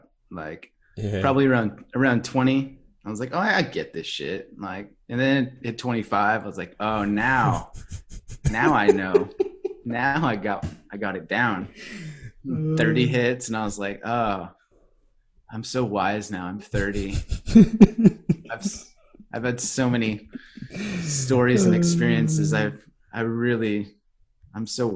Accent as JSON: {"language": "English", "town": "Agoura Hills", "region": "California", "country": "United States", "tie": "born or raised there", "also_born_or_lived": "Australia / South Pacific / Thailand", "moved": "yes", "lives_now": "Vancouver, Canada", "said": "I grew up in just outside Los Angeles, California, in a little suburb called Agora Hills"}